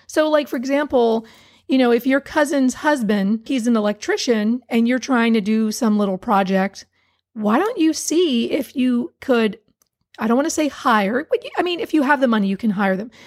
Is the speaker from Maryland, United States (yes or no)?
yes; Hagerstown, Maryland, United States; moved away; I grew up in Hagerstown, Maryland, Western Maryland